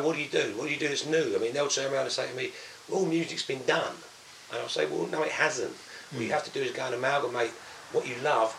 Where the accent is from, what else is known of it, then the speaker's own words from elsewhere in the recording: Danbury, East of England, United Kingdom; also born or lived in Maldon; I was born in Malden, actually, but... Oh, okay. But grew up in Danbury